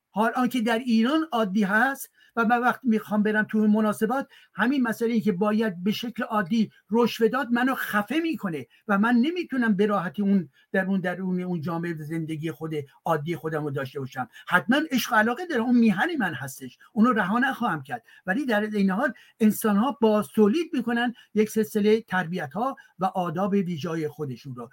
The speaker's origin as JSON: {"language": "Persian", "country": "France", "tie": "born there", "said": "منی که در فرانسه متولد, متولد شدم ولی که بخش عمده زندگیم در اینجا هستش"}